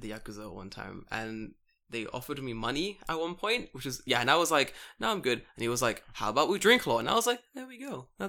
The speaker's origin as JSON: {"language": "English", "region": "London", "country": "United Kingdom", "moved": "as an adult", "lives_now": "Japan", "said": "I'm from London."}